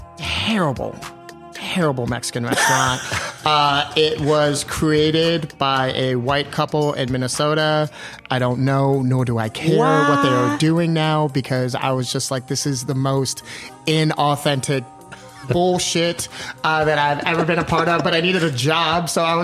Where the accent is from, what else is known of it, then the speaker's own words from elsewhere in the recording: Jamaica; I was like, I'm Jamaican. Give me this shit.